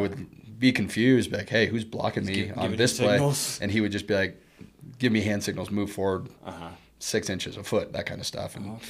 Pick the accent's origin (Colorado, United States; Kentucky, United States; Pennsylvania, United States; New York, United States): Colorado, United States; Arvada; Denver, Colorado, a little suburb, Arvada, Colorado.